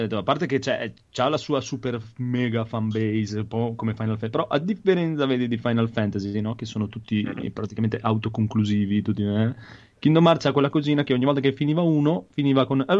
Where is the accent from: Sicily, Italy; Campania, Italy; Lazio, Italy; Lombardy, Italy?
Lombardy, Italy; io da buon lombardo sono andato dal mio